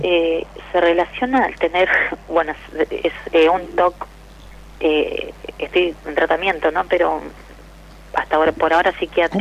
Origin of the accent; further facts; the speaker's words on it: La Plata, Buenos Aires Province, Argentina; Yo soy de, La Plata, Los Hornos